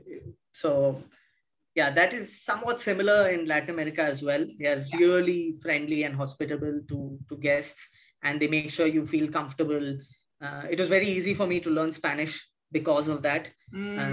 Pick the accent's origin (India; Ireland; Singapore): India; Mumbai, Maharashtra; moved away as an adult; also born or lived in Chennai, India / Lima, Peru; I was born in Chennai, okay, in the south of India. I moved to Bombay, Mumbai about when I was 10 years old. So most of my school and college going time was spent in Bombay